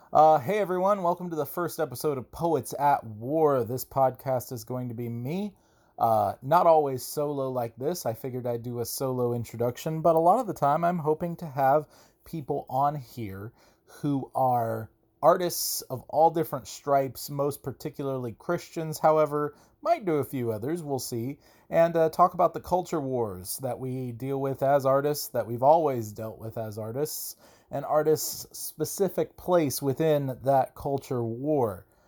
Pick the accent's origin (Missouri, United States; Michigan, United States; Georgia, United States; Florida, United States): Georgia, United States; now in Augusta, United States; I am from Georgia. I am from roughly north of Atlanta. I live in a different place now, though. I live in Augusta, Georgia, quite a distance away east.